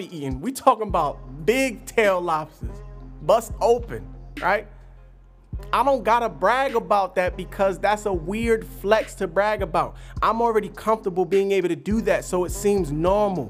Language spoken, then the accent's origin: English; New Jersey, United States; I'm from Jersey. Jersey is a different kind of monster in this country